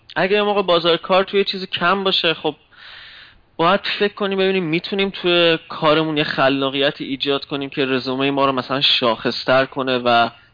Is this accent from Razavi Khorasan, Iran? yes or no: yes; Mashhad, Razavi Khorasan, Iran; moved away as an adult; also born or lived in Tehran; now in Germany; اهل مشهدم